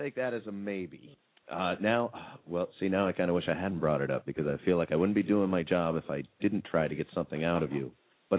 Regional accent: Albuquerque, New Mexico, United States; moved away as an adult; now in San Diego, United States; myself and my co-host, MarkE here, are actually both from Albuquerque.

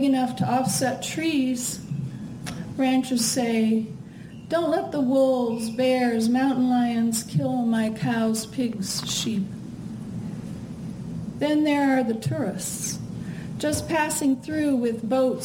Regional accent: Midwest, United States; moved away; I'm from the Midwest

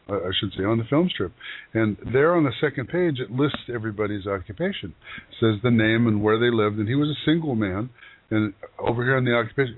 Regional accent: Kansas City, United States; moved away; also born or lived in Northwest US; I was born in Kansas City in this lifetime

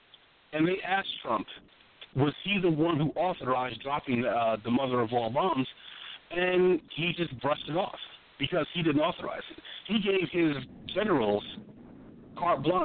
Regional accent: Freeport, United States; moved away; my hometown, back in Freeport

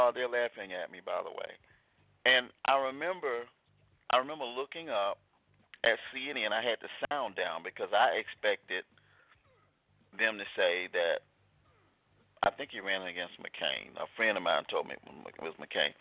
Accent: Selma, Alabama, United States; Growing up in Selma, Alabama

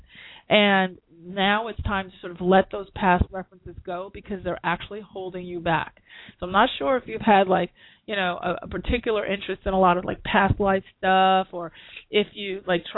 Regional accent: New York, United States; I'm a New Yorker

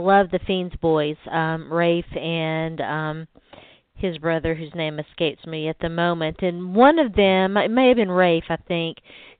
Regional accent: the South, United States; accent: southern; I have, as you can tell, a very southern accent because I'm from the South. And that's not the only place that I've lived, really, is in the South.

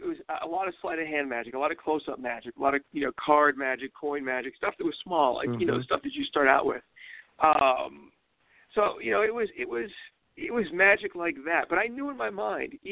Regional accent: Pittsburgh, Pennsylvania, United States; I grew up in Pittsburgh

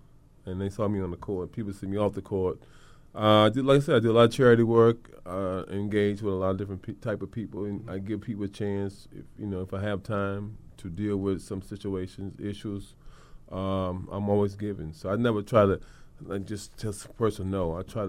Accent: Cleveland, Ohio, United States; now in New York, United States; Cleveland, New York. I'm back in New York.

